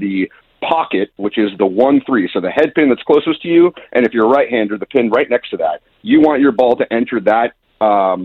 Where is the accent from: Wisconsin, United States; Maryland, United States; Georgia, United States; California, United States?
California, United States; Ventura County, Southern; Born and raised here in Southern California. Grew up in Ventura County